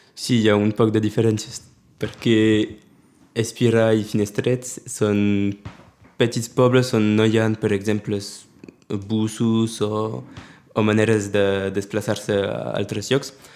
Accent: Prades, Occitania, France; also born or lived in Perpignan; He viscut a Prades des de quan he nascut

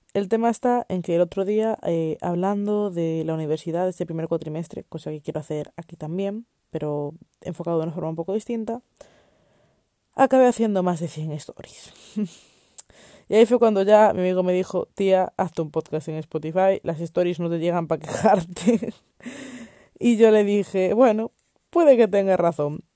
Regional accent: Spain; soy española

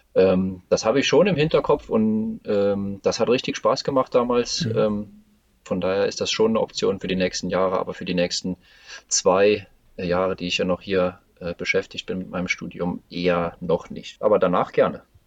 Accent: Saarbrücken, Saarland, Germany; moved away as an adult; now in Karlsruhe, Germany; Ich bin in Saarbrücken geboren. Ich habe den größten Teil ja. meines Lebens mhm. in Saarbrücken gewohnt

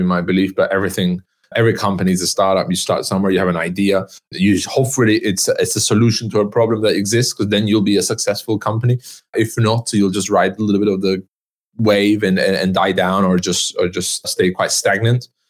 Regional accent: Istanbul, Turkey; I'm half Turkish, half French. I was born in Istanbul.

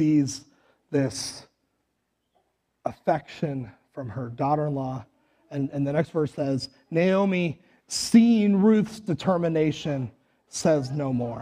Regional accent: Western North Dakota, United States; now in Le Sueur, United States; I'm from Western North Dakota

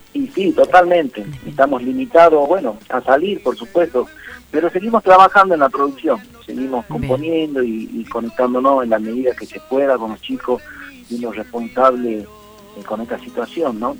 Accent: Morillo, Salta, Argentina; moved away as an adult; now in Tucumán, Argentina; yo nací me crié allá en el Chaco Salteño, en un pueblito que se llama Morillo, pero me ha acerencié como 20 años aquí en Tucumán

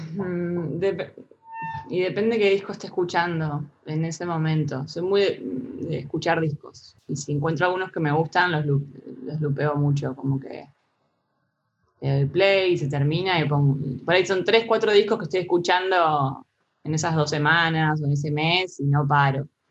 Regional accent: Santa Rosa, La Pampa, Argentina; moved away as an adult; now in Buenos Aires, Argentina; Me vine acá a Buenos Aires, yo soy de Santa Rosa

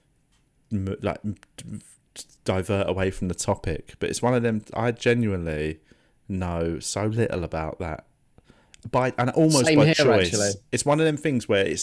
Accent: England, United Kingdom; I'm the first one born in England

